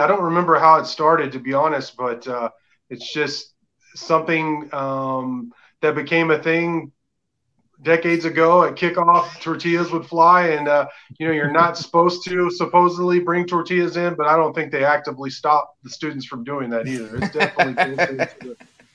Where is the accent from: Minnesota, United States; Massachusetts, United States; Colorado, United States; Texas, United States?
Texas, United States; Dallas; moved away as an adult; also born or lived in Arlington, Texas / Fort Worth, Texas; now in West Texas, United States; I grew up in Arlington and Dallas